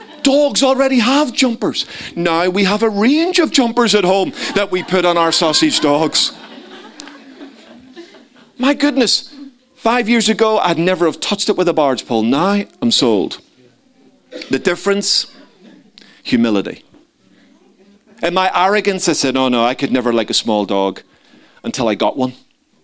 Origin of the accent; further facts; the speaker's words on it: Ireland; So being an Irishman, you know, I wanted a big dog.